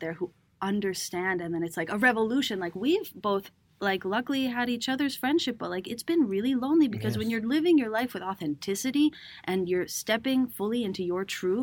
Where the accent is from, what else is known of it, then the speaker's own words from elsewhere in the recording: Cambridge, Massachusetts, United States; also born or lived in Venezuela; now in New York, United States; growing up in Cambridge